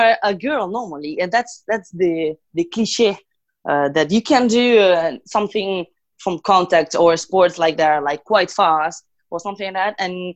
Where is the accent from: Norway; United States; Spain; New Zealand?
Spain; Galicia; English is a second language; moved away as an adult; now in Paris, France; I'm from Galicia at base.